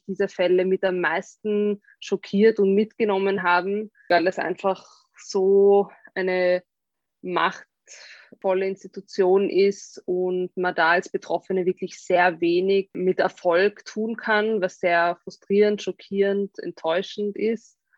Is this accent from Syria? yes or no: no; Austria; die haben irgendwie gemeint, was bei uns in Österreich und das war überhaupt nicht im öffentlichen Diskurs.